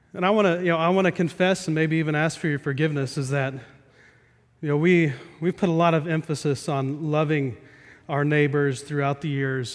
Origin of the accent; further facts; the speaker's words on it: Midwest, United States; We played euchre a lot growing up in the Midwest